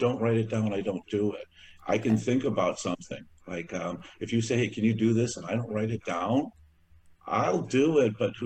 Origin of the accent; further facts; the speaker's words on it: DuPage County, Northern Illinois, United States; I was born in Illinois in DuPage County. Been living in Northern Illinois all of my life, a total of 56 years